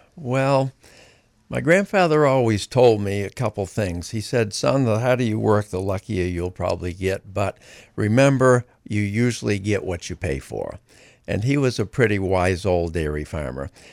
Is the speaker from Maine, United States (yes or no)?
yes; Greene, Maine, United States; I grew up in Greene and worked on a dairy farm my whole life growing up